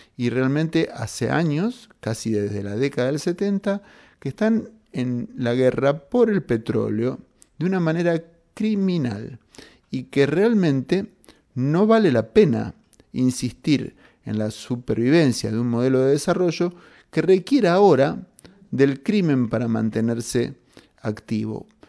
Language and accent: Spanish; Argentina; como argentinos